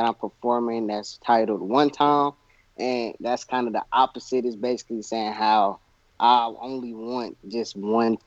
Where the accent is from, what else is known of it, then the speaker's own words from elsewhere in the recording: Kansas City, Missouri, United States; I'm coming out from Missouri, Kansas City, Missouri